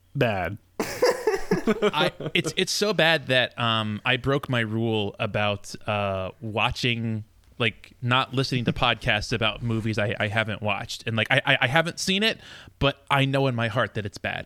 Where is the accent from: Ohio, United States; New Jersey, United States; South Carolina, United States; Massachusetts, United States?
New Jersey, United States; i'm from south Jersey, although not like very far South Jersey